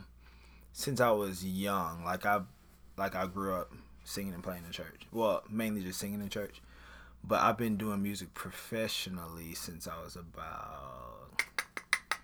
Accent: Baton Rouge, Louisiana, United States; I am from Baton Rouge, Louisiana.

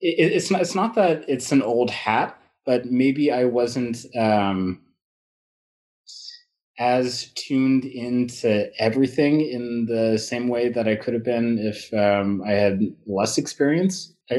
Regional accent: England, United Kingdom; born there; I come from, you know, I was born in England. My family has traveled quite a bit.

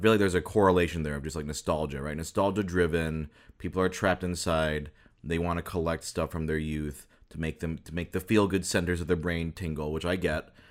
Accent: Midwest, United States; I grew up in the Midwest

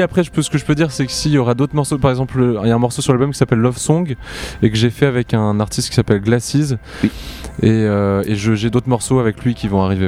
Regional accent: Montpellier, Occitania, France; je viens de Montpellier

